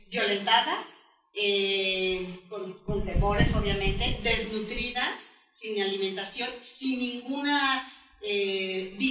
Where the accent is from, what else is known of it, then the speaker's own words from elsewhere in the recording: Mexico; Y después como mujer, como mexicana, como madre de familia.